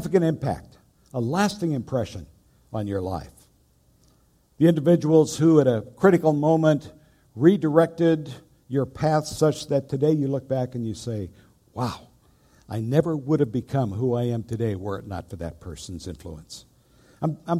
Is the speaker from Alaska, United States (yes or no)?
yes; Lake Iliamna, Alaska, United States; moved away; also born or lived in England; home to Alaska. I was raised out on Lake Iliamna, and that was quite an experience growing up